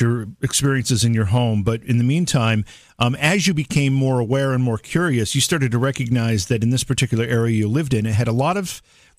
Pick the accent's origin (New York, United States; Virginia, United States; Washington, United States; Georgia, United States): New York, United States; Cooperstown; I'm from Cooperstown, New York, and I put the word New York into that, everybody thinks I live in a place that looks like Manhattan, which I don't. I live in, I couldn't be more rural where I am.